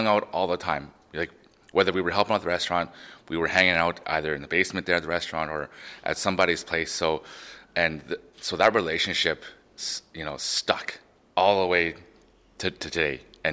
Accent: Prince Albert, Saskatchewan, Canada; Growing up in Prince Albert, first-generation Canadian

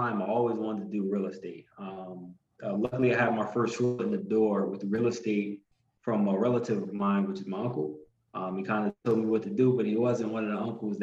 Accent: Newark, New Jersey, United States; born and raised in Newark, New Jersey

